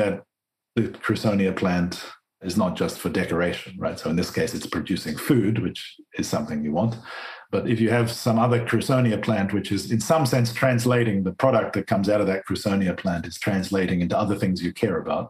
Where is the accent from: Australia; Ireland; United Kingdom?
Australia; growing up in Australia